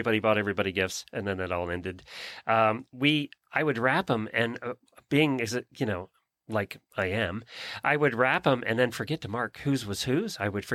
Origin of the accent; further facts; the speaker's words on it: Lancaster County, Pennsylvania, United States; now in Ocala, United States; growing up in Lancaster County